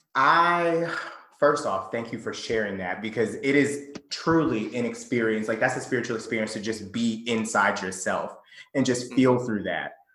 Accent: Conyers, Georgia, United States; I grew up in the South. I'm from, first and foremost, I was raised in Conyers, Georgia.

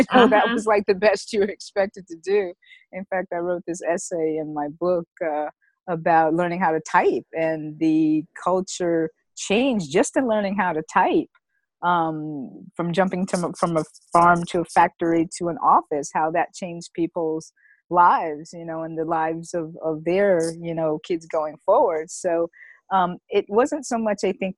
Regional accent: North Carolina, United States; moved away; also born or lived in New York / Los Angeles; I grew up on a farm. I'm from North Carolina

